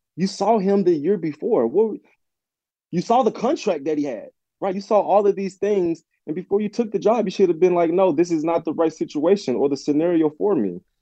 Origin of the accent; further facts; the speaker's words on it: Olive Branch, Mississippi, United States; my hometown of Olive Branch, Mississippi.